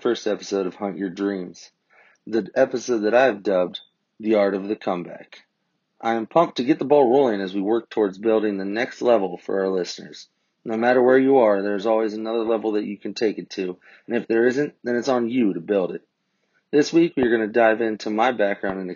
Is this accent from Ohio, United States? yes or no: yes; Columbus, Ohio, United States; also born or lived in Lexington, Kentucky; I grew up in Columbus, Ohio, went to high school there